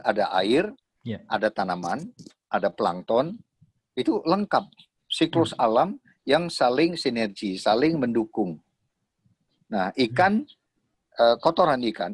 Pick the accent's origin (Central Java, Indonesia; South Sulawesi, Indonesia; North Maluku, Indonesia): Central Java, Indonesia; Surakarta; also born or lived in Tawangmangu; saya lahir di Solo